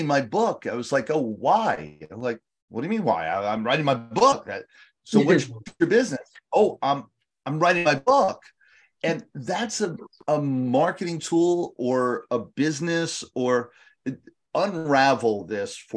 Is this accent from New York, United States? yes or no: yes; New York, United States; now in Connecticut, United States; In Connecticut, and originally from New York